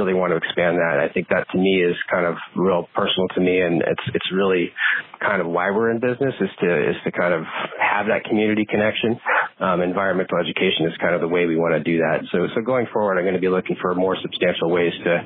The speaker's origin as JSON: {"language": "English", "region": "Northeast", "country": "United States", "tie": "born or raised there", "also_born_or_lived": "Brazil", "lives_now": "Vermont, United States", "said": "I grew up in the Northeast"}